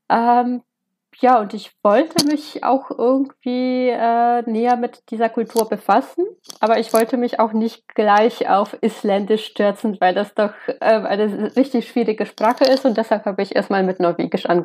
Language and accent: German; Lesser Poland, Poland; moved away as an adult; now in Leipzig, Germany; Äh, ich bin in einem Dorf äh, nah an Krakau aufgewachsen, also in Südpolens und ich habe während meiner Studienzeit an der Jagiellona-Universität mal ein ähm, Auslandssemester in Leipzig gemacht.